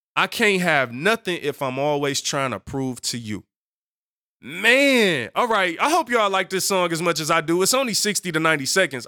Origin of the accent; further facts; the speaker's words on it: Detroit, Michigan, United States; Growing up on Seven Mile in Detroit